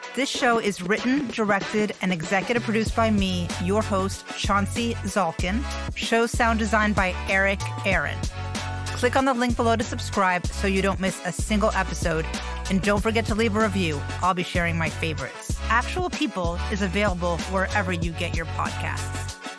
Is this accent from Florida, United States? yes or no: yes; Miami, Florida, United States; I grew up in Miami in the eighties